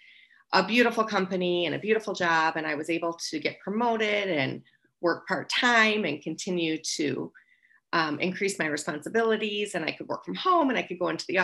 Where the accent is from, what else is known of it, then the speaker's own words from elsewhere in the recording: Wisconsin, United States; moved away; I'm actually from Wisconsin. I drank through high school.